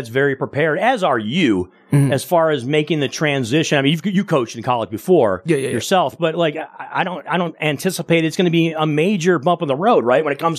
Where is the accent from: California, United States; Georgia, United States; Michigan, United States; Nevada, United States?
Michigan, United States; I grew up in Michigan.